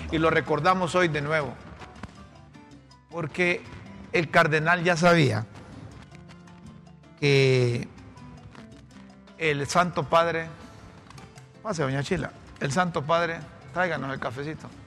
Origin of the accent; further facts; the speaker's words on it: Honduras; lo decimos como hondureños.